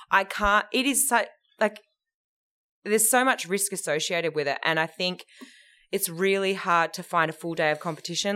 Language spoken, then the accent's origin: English; Perth, Western Australia, Australia; I grew up in Hillary's